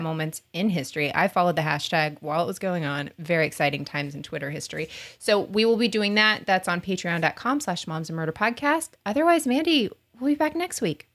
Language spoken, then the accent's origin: English; Florida, United States; We're from Florida